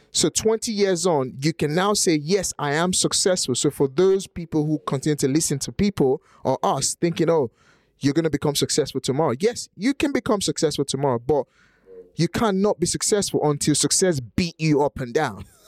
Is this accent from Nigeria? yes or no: yes; Nigeria; English is a second language; now in United Kingdom; in Nigeria, where I'm from